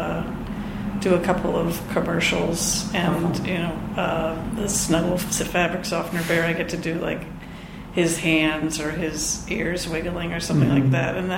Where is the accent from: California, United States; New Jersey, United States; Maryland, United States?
New Jersey, United States; outside of Philadelphia; I grew up outside of Philadelphia, New Jersey